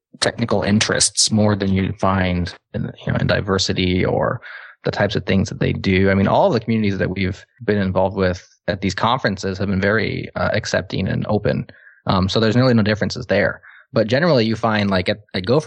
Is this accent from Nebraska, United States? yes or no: yes; Omaha, Nebraska, United States; my hometown of Omaha